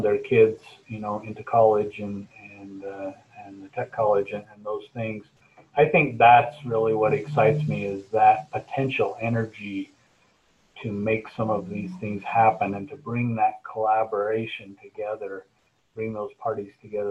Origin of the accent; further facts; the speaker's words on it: Cache Valley, Utah, United States; I'm from Cache Valley here, and so the valley holds, you know, it's home to me